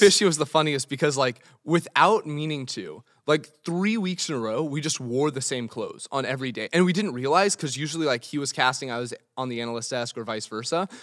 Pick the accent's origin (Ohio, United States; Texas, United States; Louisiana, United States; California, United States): California, United States; Los Angeles; I'm originally from Los Angeles.